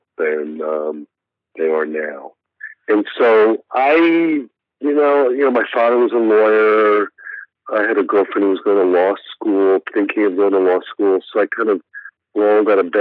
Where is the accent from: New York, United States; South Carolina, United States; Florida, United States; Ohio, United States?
Florida, United States; Miami Beach; I grew up, more specifically, I grew up right on Miami Beach